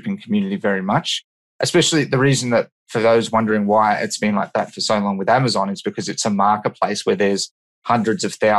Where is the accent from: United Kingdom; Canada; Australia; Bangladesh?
Australia; I'm from Australia.